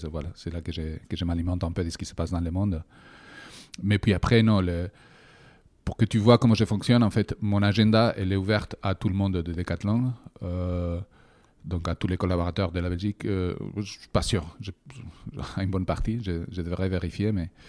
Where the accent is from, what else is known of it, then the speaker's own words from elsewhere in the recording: Bilbao, Basque Country, Spain; French is a second language; De Bilbao.